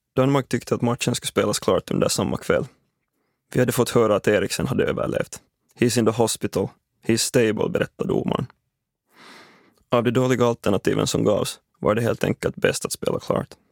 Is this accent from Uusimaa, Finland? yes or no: yes; Espoo, Uusimaa, Finland; Nära där jag växte upp i Dalsvik, Esbo, finns en fotbollsplan